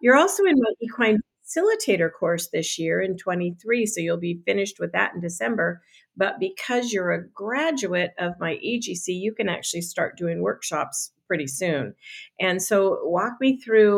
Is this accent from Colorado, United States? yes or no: yes; Boulder, Colorado, United States; I'm from Boulder, Colorado, which is 25 square miles surrounded by reality.